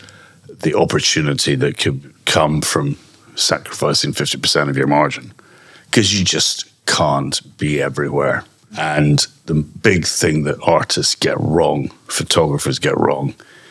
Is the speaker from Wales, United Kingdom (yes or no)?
no; Scotland, United Kingdom; I'm Scottish